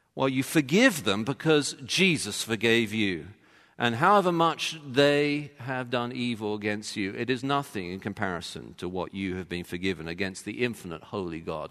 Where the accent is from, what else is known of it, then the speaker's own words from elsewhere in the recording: England, United Kingdom; as an Englishman